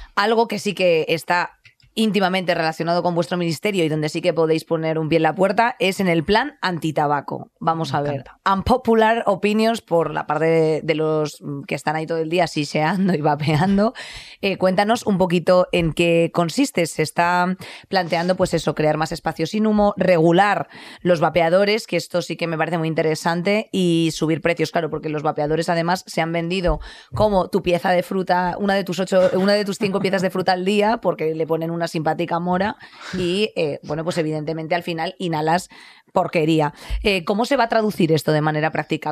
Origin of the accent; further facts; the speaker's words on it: Madrid, Community of Madrid, Spain; aquí en Madrid nos estamos quejando, claro, yo hablo de donde, de donde soy